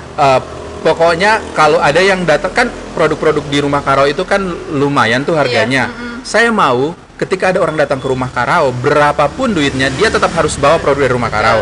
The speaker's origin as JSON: {"language": "Indonesian", "town": "Yogyakarta", "region": "Special Region of Yogyakarta", "country": "Indonesia", "tie": "born or raised there", "moved": "yes", "lives_now": "Gorontalo, Indonesia", "said": "saya besar pendidikan saya di Jogja"}